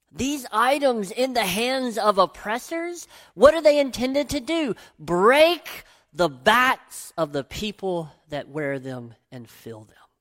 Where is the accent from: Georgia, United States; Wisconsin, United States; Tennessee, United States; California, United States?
Tennessee, United States; growing up in Tennessee